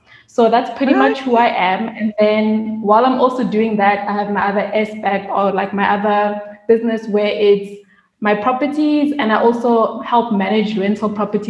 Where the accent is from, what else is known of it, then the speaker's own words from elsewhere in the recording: South Africa; moved away as an adult; also born or lived in Ireland / United States / Turkey; now in Bali, Indonesia; I am a South African expat. Mm-hmm. So I've been based in Bali for the past almost 2 years. And then before that, I was living in Ireland. Before Ireland, I was in the US. Before the US, I was in Turkey.